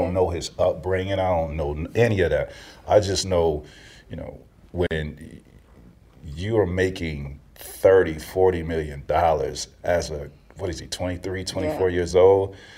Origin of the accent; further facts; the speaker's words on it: Florida, United States; I grew up in Central Florida. And, you know, it was one way in, one way out where I grew up.